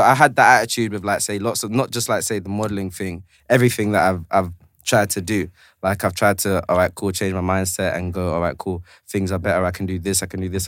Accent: London, United Kingdom; also born or lived in Tanzania / Zanzibar; I'm originally from South, but catch me on Kingsland now.

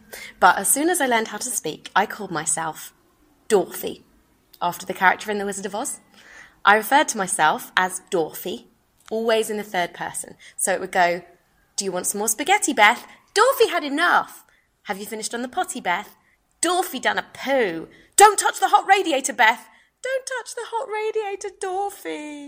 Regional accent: Brighton, South East England, United Kingdom; So, I mentioned earlier, I'm from Brighton. And Brighton is the gay capital of the UK.

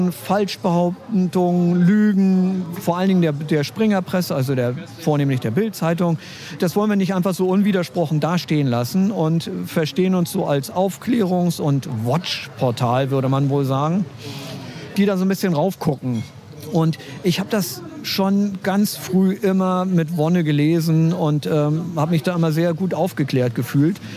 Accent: Berlin, Germany; Ich bin eigentlich ein Berliner. Mein Vater ist Ostberliner, meine Mutter ist Westberlinerin. Also ich bin wirklich ein Kind der Teilung.

